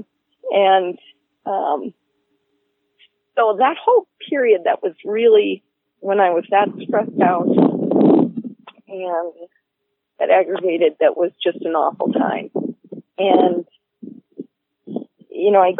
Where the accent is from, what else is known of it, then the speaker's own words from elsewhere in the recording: United States; an American woman